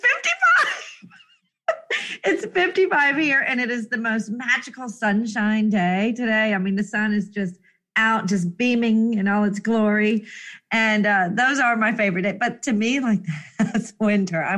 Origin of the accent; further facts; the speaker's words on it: Jacksonville, Florida, United States; also born or lived in Pensacola, Florida; I am a native Floridian